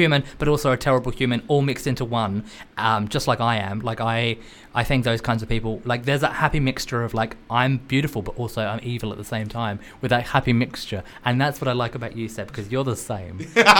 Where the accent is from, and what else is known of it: Australia